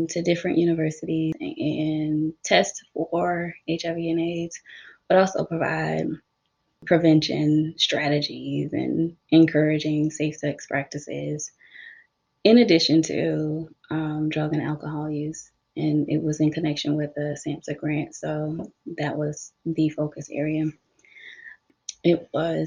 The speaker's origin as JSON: {"language": "English", "region": "South Carolina", "country": "United States", "said": "I am from South Carolina, so I completed my bachelor's and my master's here in the state of South Carolina."}